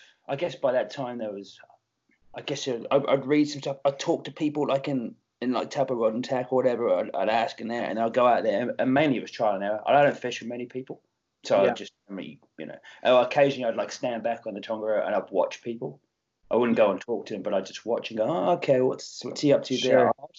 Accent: England, United Kingdom; moved away; when I came from England. Well, not the same at all, but, like, as far as, like, when I came here and then started to learn to fish here, it was basically like starting again.

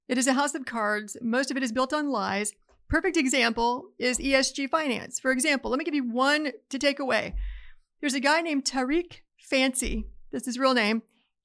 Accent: Appalachia, United States; I grew up in Appalachia. We always had a freezer full of game because it supplemented the food bill.

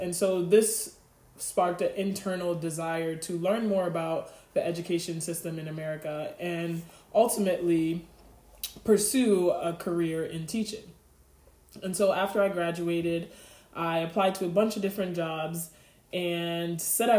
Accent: Nantucket, Massachusetts, United States; moved away as an adult; also born or lived in Kingston, Jamaica; I am 27 years old. I was born in Kingston, Jamaica, and I migrated to a very small island in Cape Cod, Massachusetts named Nantucket. When I was 7 years old

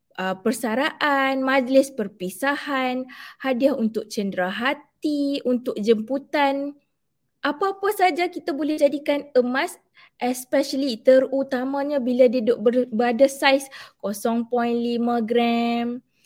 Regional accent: Alor Setar, Kedah, Malaysia; Saya berasal daripada Alustar

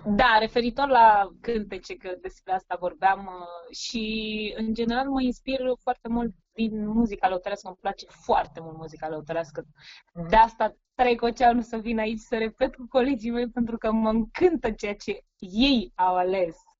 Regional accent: southern Gorj, Romania; moved away as an adult; now in Sacramento, United States; am crescut și am învățat la o școală generală din sudul Gorjului, satul meu se numește Miluta

